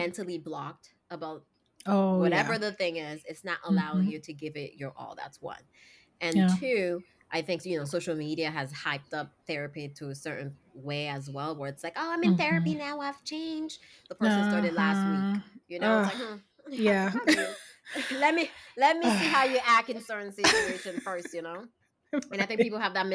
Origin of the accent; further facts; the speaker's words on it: Haiti; moved away; I grew up in Haiti